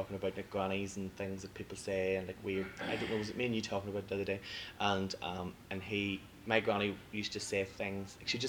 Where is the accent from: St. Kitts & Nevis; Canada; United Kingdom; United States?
United Kingdom; Lurgan, Northern Ireland; I'm from Lurgan